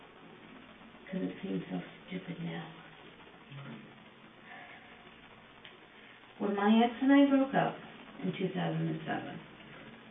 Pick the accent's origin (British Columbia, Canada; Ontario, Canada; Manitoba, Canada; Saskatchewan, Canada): Ontario, Canada; Woodstock; born and raised in Woodstock